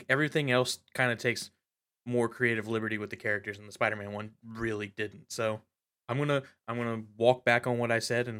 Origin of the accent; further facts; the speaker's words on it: United States; My right as an American to be ignorant and wrong.